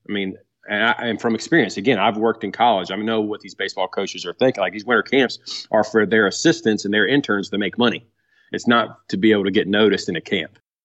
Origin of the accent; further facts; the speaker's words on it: Blue Ridge Mountains, Virginia, United States; now in Carthage, North Carolina, United States; I was born in Virginia, um, and right, right on the outskirts of the Blue Ridge Mountains. Um, so I was, grew up a mountain boy